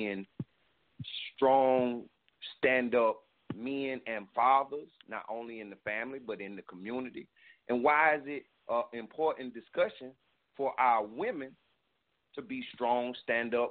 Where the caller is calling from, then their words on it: South Carolina, United States; I'm calling from South Carolina